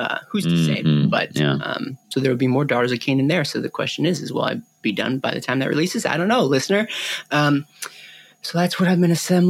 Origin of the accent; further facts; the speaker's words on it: Chicago, Illinois, United States; I grew up in Chicago